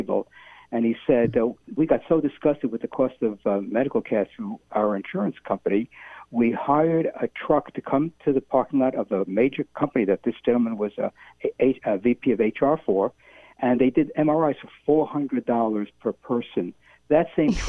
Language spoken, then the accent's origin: English; New York City, New York, United States; I was growing up in New York City with my younger brother